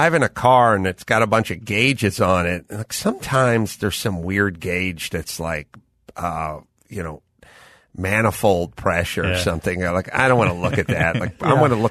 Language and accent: English; North Hollywood, California, United States; I'm from North Hollywood